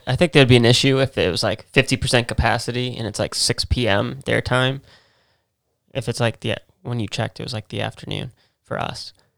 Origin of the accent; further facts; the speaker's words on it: New England, United States; we're from New England